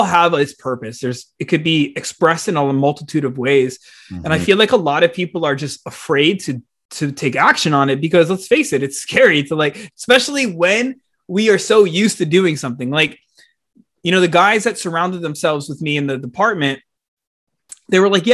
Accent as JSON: {"language": "English", "region": "South Florida", "country": "United States", "tie": "born or raised there", "said": "growing up in the South Florida scene"}